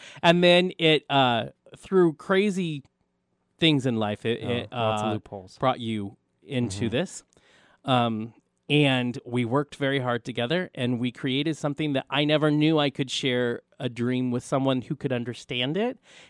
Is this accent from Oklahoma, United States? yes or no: yes; Tulsa, Oklahoma, United States; I came here from Tulsa, Oklahoma